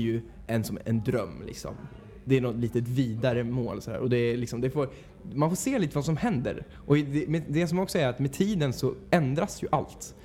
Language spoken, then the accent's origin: Swedish; Mariefred, Södermanland, Sweden; moved away as an adult; now in Stockholm, Sweden; Jag kommer ursprungligen från Mariefred, Mariefred